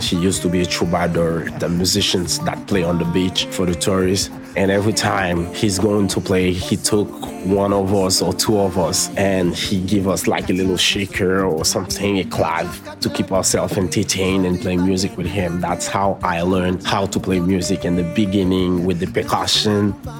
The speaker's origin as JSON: {"language": "English", "town": "Port-au-Prince", "region": "Ouest", "country": "Haiti", "tie": "born or raised there", "second_language": "English", "moved": "as an adult", "lives_now": "Montreal, Canada", "said": "I am artist, author, composer, and guitar player. I'm from Haiti, and I live in Montreal for more than 20 years now."}